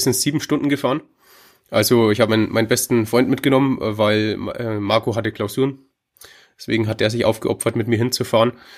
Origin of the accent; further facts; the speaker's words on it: Hof, Bavaria, Germany; Ich komme aus Hof, das ist ähm, in Bayern, ganz oben im Osten, in dem mhm. Knick zu Tschechien